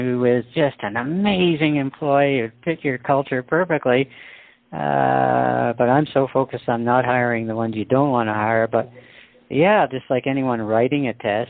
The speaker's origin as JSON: {"language": "English", "country": "Canada", "said": "I'm a Canadian"}